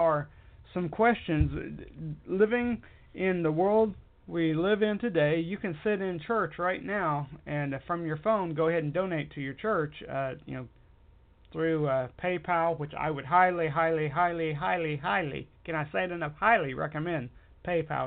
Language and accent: English; United States; I am an American and proud of it